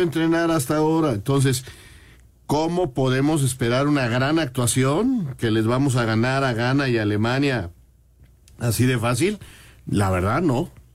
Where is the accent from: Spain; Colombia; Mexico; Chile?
Mexico; así somos los mexicanos